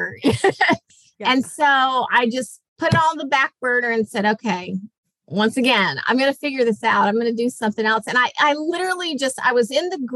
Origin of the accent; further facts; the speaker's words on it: Jacksonville, Florida, United States; moved away as an adult; I am from Jacksonville, Florida